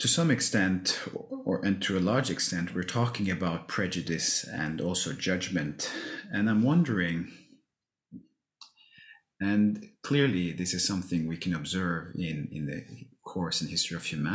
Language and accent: English; Norway; I grew up in Norway, some 30, 40 minutes outside of Oslo.